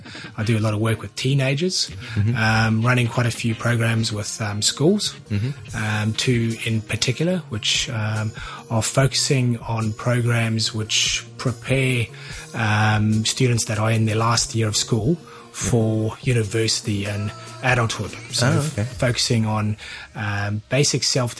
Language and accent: English; South Africa; also born or lived in New Zealand; now in Hong Kong; I'm originally from South Africa, but actually been living in New Zealand for 20 years.